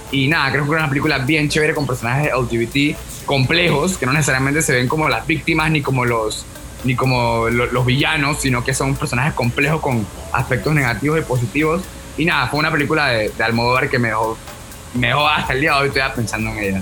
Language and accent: Spanish; Panama; Le dije que de Panamá